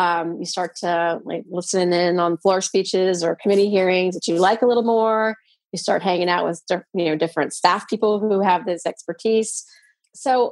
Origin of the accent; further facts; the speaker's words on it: Virginia, United States; moved away as an adult; also born or lived in Seattle, Washington; I was from Virginia.